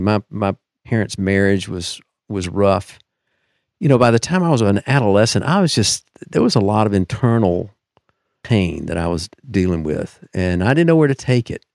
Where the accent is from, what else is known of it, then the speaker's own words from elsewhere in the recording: Deep South, United States; I'm a product of the Deep South, so, you know, like many, uh, from there, I was raised in the Southern Baptist Church